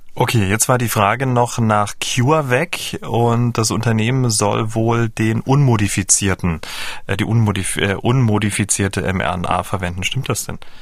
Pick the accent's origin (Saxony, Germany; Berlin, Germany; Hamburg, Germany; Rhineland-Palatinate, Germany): Saxony, Germany; Dresden; Ich kam ja aus dem Teil der Ahnungslosen aus Dresden und wir hatten ja nur DDR 1